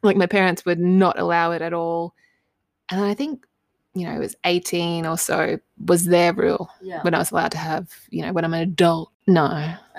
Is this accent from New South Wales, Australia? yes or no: no; Cloncurry, Queensland, Australia; moved away as an adult; I'm so proud of my hometown. I really loved Cloncurry and growing up there.